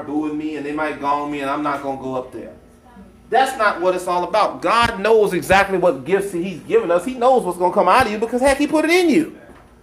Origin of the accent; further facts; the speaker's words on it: United States; as an American